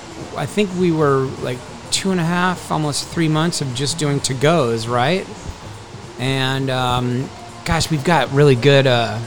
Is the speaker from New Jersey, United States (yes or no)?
no; Park City, Utah, United States; now in Newport Beach, United States; I'm from Park City, Utah.